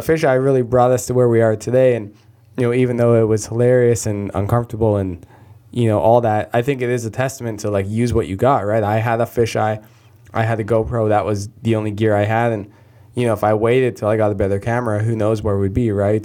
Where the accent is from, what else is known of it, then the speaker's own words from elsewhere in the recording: Canada; I'm Canadian